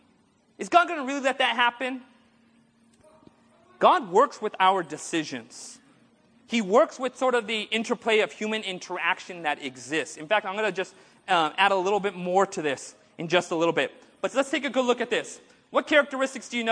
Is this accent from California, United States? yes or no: yes; Orange County, California, United States; I grew up in Orange County